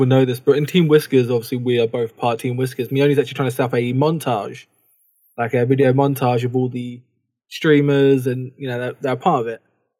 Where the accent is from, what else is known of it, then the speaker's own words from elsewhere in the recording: United Kingdom; being British didn't really help us over here.